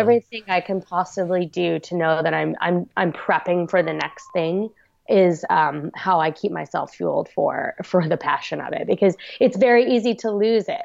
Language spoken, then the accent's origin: English; Long Island, New York, United States; also born or lived in South Korea; I was brought up on Long Island, New York